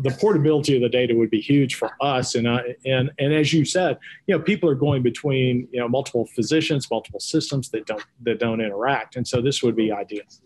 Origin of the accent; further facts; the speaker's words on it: Texas, United States; accent: Texas; my Texas accent